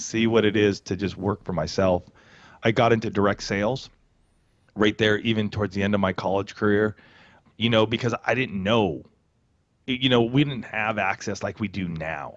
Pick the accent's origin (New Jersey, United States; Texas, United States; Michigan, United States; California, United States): California, United States; Banning; also born or lived in Boulder, Colorado / Poway, California; In a small town called Banning, thirty minutes west of Palm Springs here in Southern California.